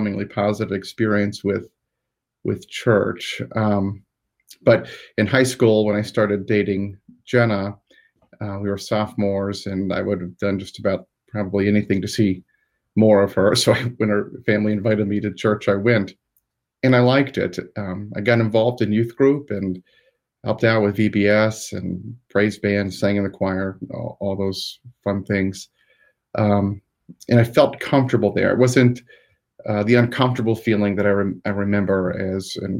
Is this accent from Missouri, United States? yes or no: no; Newcomerstown, Ohio, United States; So I grew up in Newcomerstown, which is all one word. Like, it sounds like it's not, but it's all one word in Tuscarawas County, Ohio